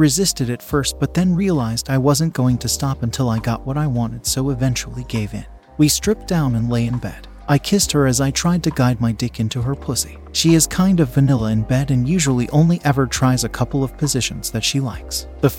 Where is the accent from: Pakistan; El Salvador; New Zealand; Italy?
Pakistan; now in United Kingdom; We had an arrangement back in my home country of Pakistan, and she moved to the UK to live with me after a few months of waiting for her visa. We are from a small village in Pakistan